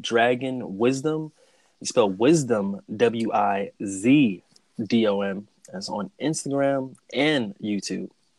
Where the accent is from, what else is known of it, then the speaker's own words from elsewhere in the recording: Cleveland, Ohio, United States; Cleveland, Ohio.